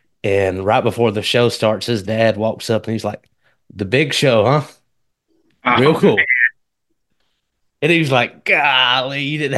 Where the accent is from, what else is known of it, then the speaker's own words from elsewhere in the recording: Kennedy, Alabama, United States; moved away as an adult; now in Mississippi, United States; Kennedy, Alabama.